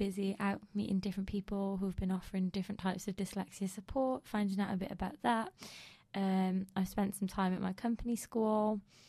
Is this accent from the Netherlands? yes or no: no; United Kingdom; I think it's that, that thing of being British as well